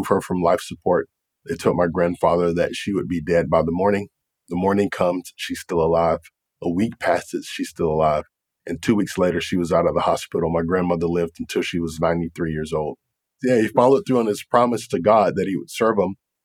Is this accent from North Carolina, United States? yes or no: yes; Raleigh, North Carolina, United States; now in Jacksonville, United States; I grew up in the Raleigh-Durham, North Carolina area